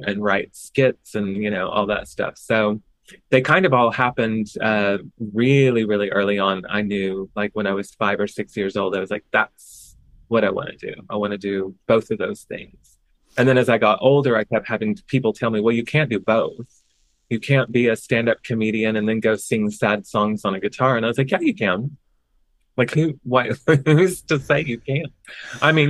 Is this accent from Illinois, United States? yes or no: no; Oklahoma, United States; moved away; also born or lived in Chicago; I grew up in Oklahoma